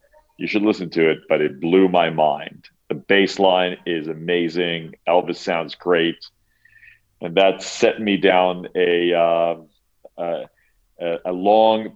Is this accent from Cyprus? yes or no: yes; Cyprus; now in United States; I grew up in Cyprus